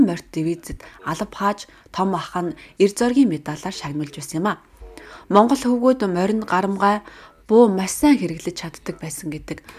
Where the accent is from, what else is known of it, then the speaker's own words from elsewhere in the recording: Mornington, Victoria, Australia; Намаг баг байхад Австральд Ансаки өдрийг их л өргөн тэмдэглэдэг байсан юм. Би Mornington-д төрж өссөн.